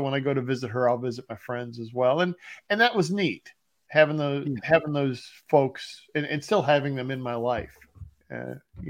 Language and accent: English; northern Ohio, United States; also born or lived in Bowling Green, Ohio / Cincinnati, Ohio; I grew up in the United States in Ohio. And it was in northern Ohio